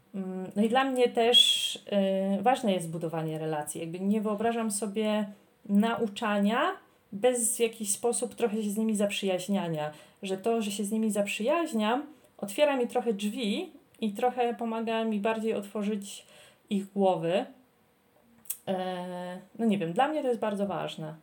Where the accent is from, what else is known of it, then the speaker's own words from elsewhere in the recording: Poland; moved away as an adult; now in Armenia; jestem z Polski. Ja, tu stoi przed nimi najprawdziwsza Polka